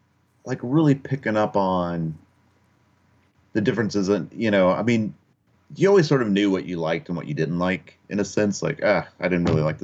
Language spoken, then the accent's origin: English; Kentucky, United States; also born or lived in Upper Peninsula, Michigan / Okinawa, Japan; now in Portland, United States; That's where I was born in Kentucky, and then sort of bounced around early on. My dad was Air Force, so it's like born in Kentucky, lived in Upper Peninsula, Michigan for a while, lived in Okinawa, Japan for a while, and then ended up back in Kentucky until I moved out to Portland, really.